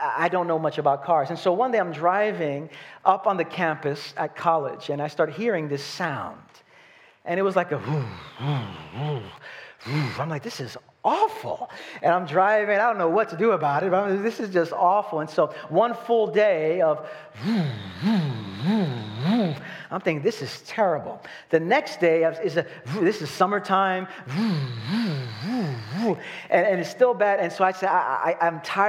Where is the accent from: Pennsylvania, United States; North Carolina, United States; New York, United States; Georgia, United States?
New York, United States; New York City; I'm from Brooklyn.